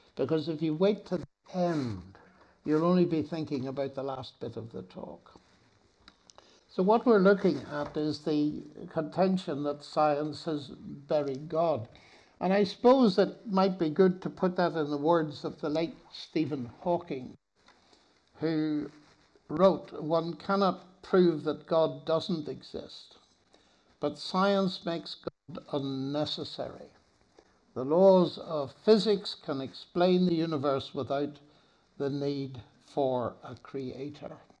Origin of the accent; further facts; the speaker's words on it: Northern Ireland, United Kingdom; I'm from Northern Ireland